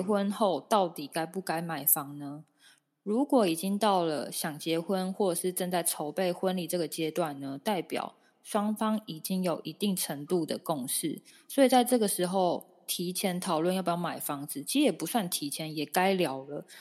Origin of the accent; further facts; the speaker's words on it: Taoyuan, Taiwan; 像我是桃园人